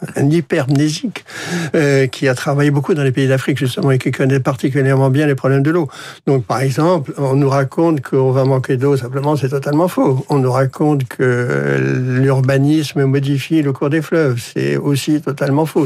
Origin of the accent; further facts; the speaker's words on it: Brittany, France; en Bretagne, que, qui est mon pays d'origine et une région que je connais bien